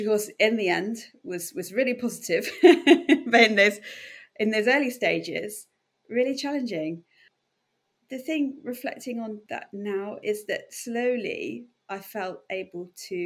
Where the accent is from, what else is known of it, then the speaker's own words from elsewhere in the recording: North Dorset, South West England, United Kingdom; moved away as an adult; also born or lived in Edinburgh / Plymouth / Bath; I came from North Dorset, and I guess actually a very sheltered life in North Dorset, rural North Dorset